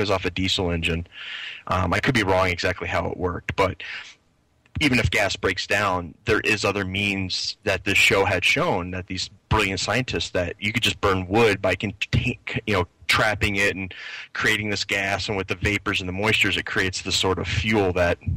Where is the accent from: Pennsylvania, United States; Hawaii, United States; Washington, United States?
Pennsylvania, United States; Philadelphia; I'm from I'm from the Philadelphia area